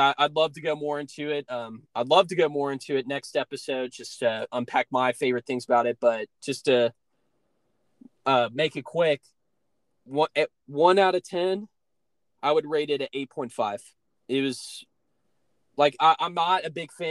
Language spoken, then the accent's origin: English; United States; as an American